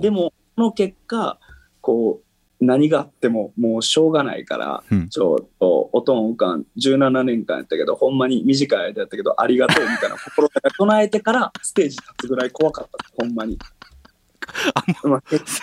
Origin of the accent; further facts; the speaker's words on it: Sakai, Osaka, Japan; 地元の堺市